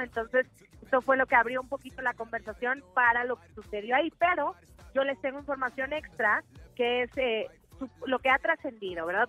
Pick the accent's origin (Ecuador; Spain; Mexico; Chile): Mexico; nuestro país